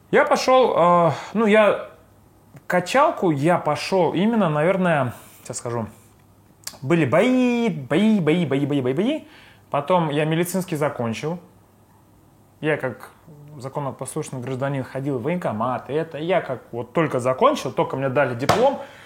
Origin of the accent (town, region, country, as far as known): Saint Petersburg, Russia; born or raised there